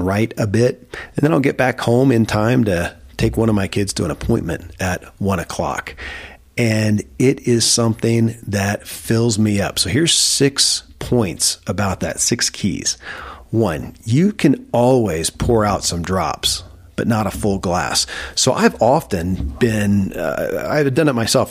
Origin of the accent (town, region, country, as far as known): Kentucky, United States; born or raised there